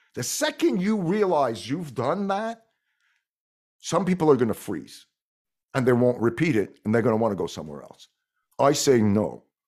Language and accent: English; Montreal, Quebec, Canada; first language French; English is a second language; I'm from Montreal, so Quebec it's probably because my first language was French